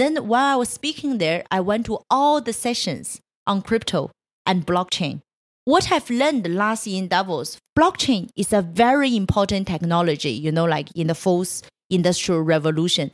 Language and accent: English; Changchun, Jilin, China; moved away; I was born in Changchun. It's a third tier city in, uh, in northeast China